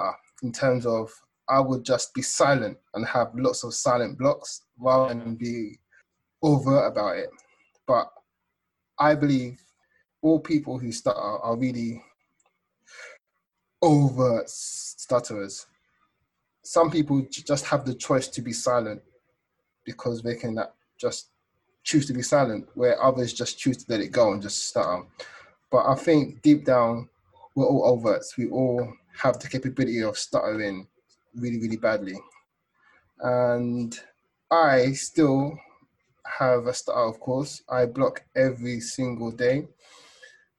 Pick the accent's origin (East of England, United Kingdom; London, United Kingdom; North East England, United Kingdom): London, United Kingdom; now in Sweden; I was born and raised in London, but I now live in Sweden.